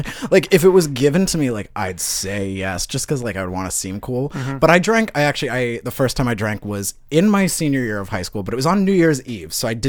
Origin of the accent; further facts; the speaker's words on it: New England, United States; I'm from New England. We're supposed to have the dirty